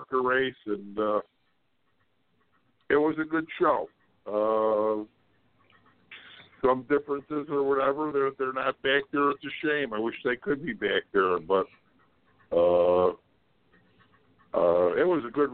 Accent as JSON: {"language": "English", "town": "Chicago", "region": "Illinois", "country": "United States", "tie": "born or raised there", "said": "my hometown"}